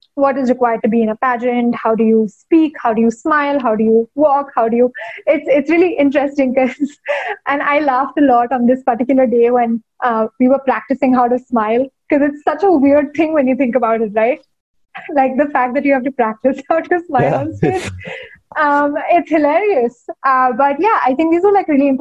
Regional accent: India; growing up in India in the 90s

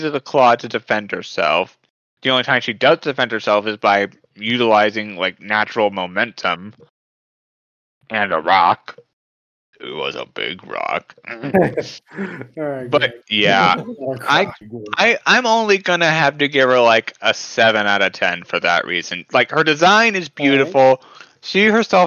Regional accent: Texas, United States; my hometown of Texas

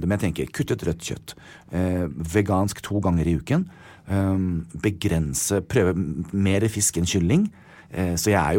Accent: United States; now in Norway; Jeg er veldig skolert til det. Jeg kommer fra USA.

